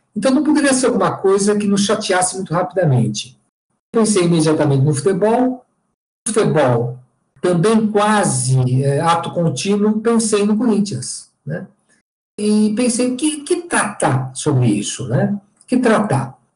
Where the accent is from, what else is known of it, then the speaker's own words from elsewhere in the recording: São Paulo, Brazil; eu sou paulistano, tenho 58 anos